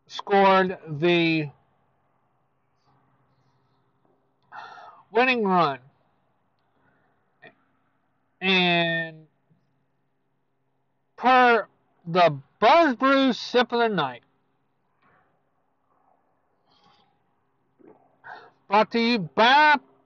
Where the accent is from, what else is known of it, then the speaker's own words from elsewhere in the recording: Houston, Texas, United States; my hometown, Houston Astros